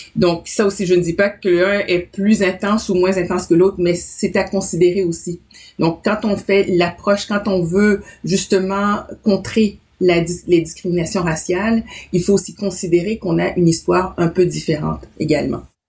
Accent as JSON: {"language": "French", "region": "Quebec", "country": "Canada", "also_born_or_lived": "Haiti", "said": "en tant qu'haïtienne, que québécoise, canadienne d'origine haïtienne"}